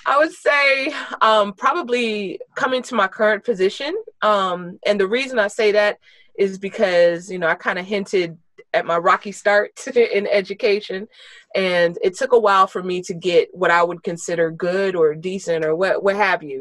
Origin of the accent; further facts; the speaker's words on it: Virginia, United States; I'm a born and raised native of the D.C. area. So born and raised in Virginia. I'm still in Virginia.